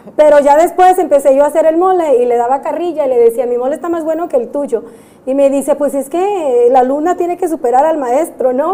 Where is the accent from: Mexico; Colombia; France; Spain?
Mexico; now in United States